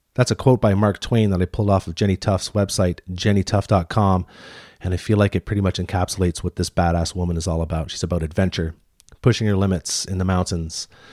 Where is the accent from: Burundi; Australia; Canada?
Canada; Deep River, Ontario; moved away; also born or lived in Whistler / Squamish; I grew up in Ontario, near Ottawa, like, uh, Deep River, Ontario, tiny little town in Ontario.